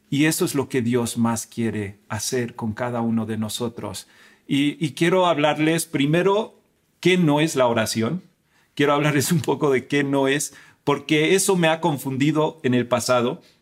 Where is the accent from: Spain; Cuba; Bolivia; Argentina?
Spain; also born or lived in United States; Yo nací en Estados Unidos, pero me crié en España. Y, en, España es un país católico como México.